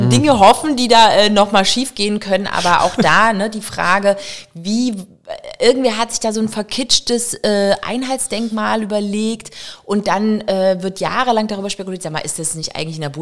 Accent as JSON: {"language": "German", "region": "East Germany", "country": "Germany", "tie": "born or raised there", "said": "die wir als Ossis, ich bin ja selber im Osten groß geworden"}